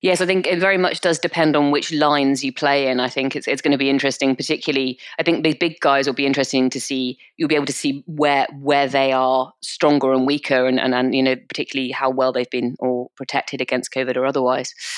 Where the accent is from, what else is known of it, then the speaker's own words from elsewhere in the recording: United Kingdom; we're British